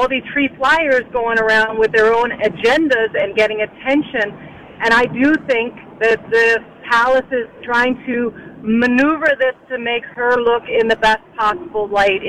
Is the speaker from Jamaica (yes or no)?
no; Bermuda; moved away; I'm from Bermuda. I grew up when the Queen came to visit, and we would be on the roadside waving.